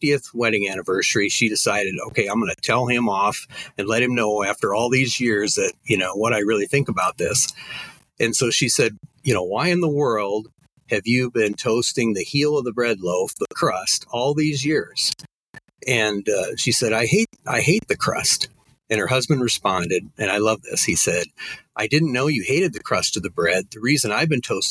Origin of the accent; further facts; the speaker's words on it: Crofton, Nebraska, United States; my hometown of Crofton